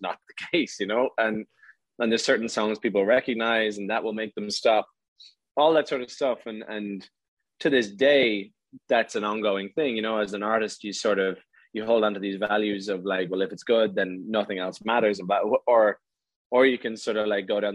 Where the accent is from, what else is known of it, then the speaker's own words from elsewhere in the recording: Ireland; in my hometown